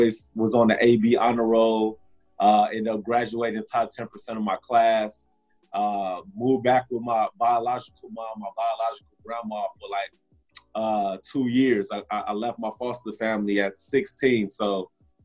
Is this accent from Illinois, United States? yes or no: yes; Chicago, Illinois, United States; moved away as an adult; also born or lived in Atlanta, Georgia; now in San Diego, United States; I grew up in Chicago. I spent my first 10 years of adulthood in Atlanta, Georgia